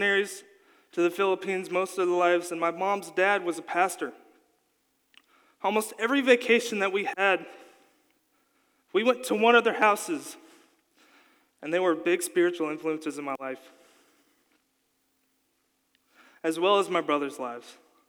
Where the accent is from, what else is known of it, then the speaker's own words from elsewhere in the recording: Kentucky, United States; also born or lived in Colorado; I was born in Colorado to two parents who loved Jesus. After a year, they felt called to move back to Kentucky with me and my older brother, John Mark